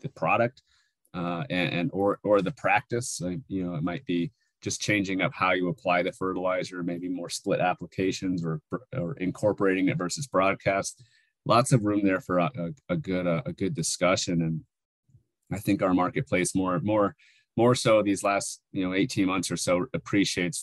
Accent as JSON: {"language": "English", "region": "Northwest New Mexico", "country": "United States", "tie": "born or raised there", "also_born_or_lived": "Alaska / California", "moved": "as an adult", "lives_now": "Arizona, United States", "said": "I grew up in Northwest New Mexico at around almost 7,000 feet elevation"}